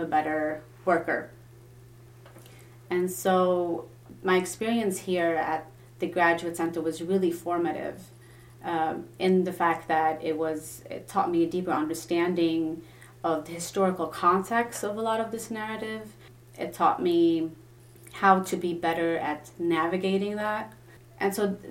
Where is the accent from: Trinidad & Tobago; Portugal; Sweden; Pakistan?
Sweden; English is a second language; moved away as an adult; also born or lived in Lebanon; now in United States; I'm Lebanese originally, ethnically, so I do speak the language, but I grew up in Sweden